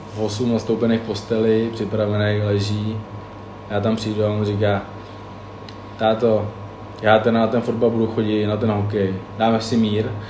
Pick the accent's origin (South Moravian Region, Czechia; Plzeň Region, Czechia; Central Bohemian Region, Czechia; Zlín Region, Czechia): Plzeň Region, Czechia; Plzeň; moved away as an adult; now in Hradec Králové, Czech Republic; já jsem z Plzně